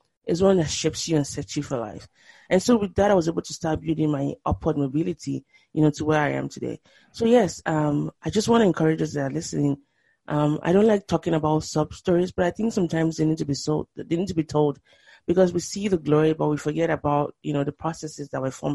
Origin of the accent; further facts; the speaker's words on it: Nigeria; moved away; also born or lived in Boston; if you're a Nigerian growing up in Nigeria